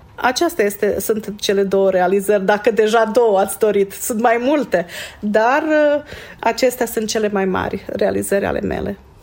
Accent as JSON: {"language": "Romanian", "town": "Seleuš", "region": "Vojvodina", "country": "Serbia", "tie": "born or raised there", "also_born_or_lived": "Alibunar, Serbia / Vršac, Serbia", "said": "M-am născut la Seleuș, a mers la uh, Seleuș, la școala primară, primele patru clase, uh, după aceea la Libunar, uh, clasele 5-8"}